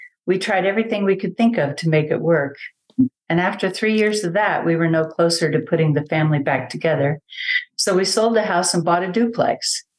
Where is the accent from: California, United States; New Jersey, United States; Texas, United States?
Texas, United States; San Antonio; also born or lived in Germany / Panama; I was born in Germany. I have two older brothers and one younger brother. I went to first grade in Panama, second grade on in San Antonio. Yep, dad was in the military.